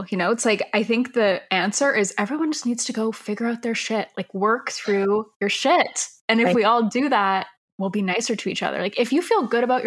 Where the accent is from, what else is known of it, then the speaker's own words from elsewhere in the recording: Toronto, Ontario, Canada; we are from Toronto, so a lot of the people we talk to are Toronto-based brands